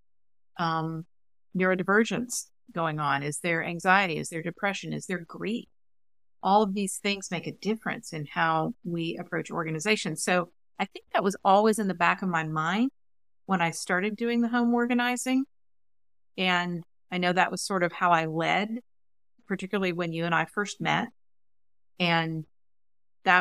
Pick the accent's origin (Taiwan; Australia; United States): United States; Huntsville, Alabama; I grew up in Huntsville, Alabama